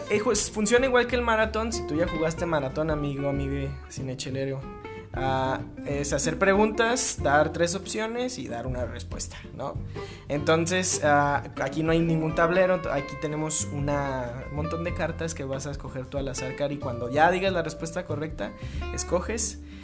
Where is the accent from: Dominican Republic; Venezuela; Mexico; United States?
Mexico; Guadalajara, Jalisco; soy tapatío